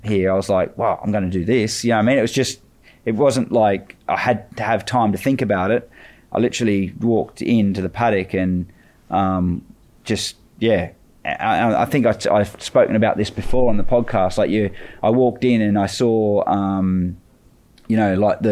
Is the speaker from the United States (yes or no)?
no; Australia; moved away as an adult; I'm still Australian